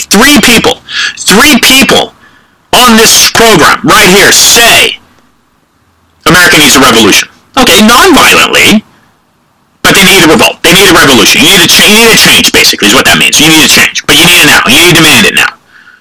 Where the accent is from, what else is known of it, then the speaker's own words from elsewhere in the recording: San Francisco, California, United States; I'm a Californian. I'm from San Francisco. Four generations.